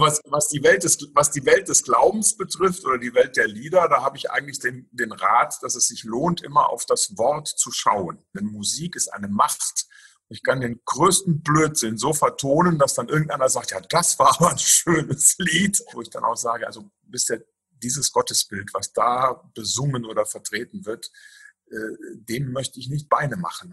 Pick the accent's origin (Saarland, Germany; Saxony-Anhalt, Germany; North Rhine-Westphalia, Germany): Saarland, Germany; Saarwellingen; also born or lived in near Ingolstadt, Bavaria; now in Steinerskirchen, Germany; ich komme gebürtig aus dem Saarland. Ähm, ich bin in dem schönen Ort Saarwellingen zu Hause. Das ist im Kreis Saarlouis. Also so nach Frankreich hin orientiert so ein bisschen. Also da bin ich aufgewachsen